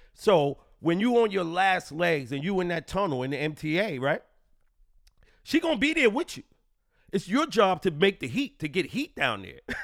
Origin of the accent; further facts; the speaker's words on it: New York City, New York, United States; I'm a New Yorker